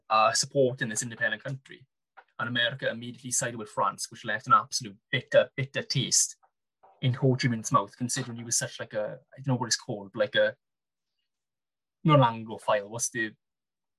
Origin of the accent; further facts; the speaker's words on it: Wales, United Kingdom; I didn't think of myself as having an accent, or I didn't really think of myself strongly as Welsh until I went to uni